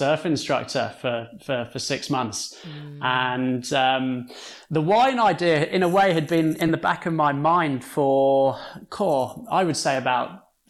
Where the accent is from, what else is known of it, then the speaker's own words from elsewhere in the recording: Guernsey; moved away as an adult; now in Lanzarote, Spain; Guernsey. I'm from Guernsey.